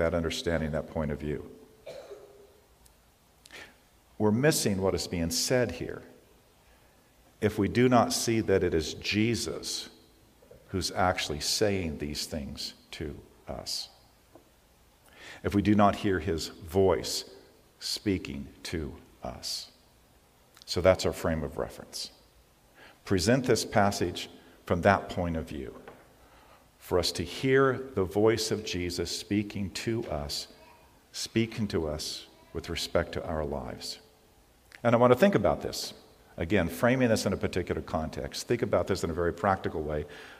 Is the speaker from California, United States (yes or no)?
yes; California, United States; I'm a Californian and I have survived three major earthquakes